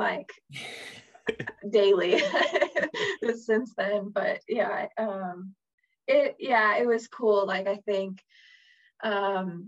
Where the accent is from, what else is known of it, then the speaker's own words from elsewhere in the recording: Chicago, Illinois, United States; moved away as an adult; also born or lived in Wisconsin; growing up in Chicago